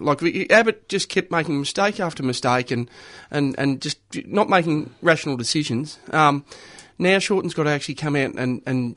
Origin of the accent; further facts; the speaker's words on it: Ararat, Victoria, Australia; moved away; I'm from Ararat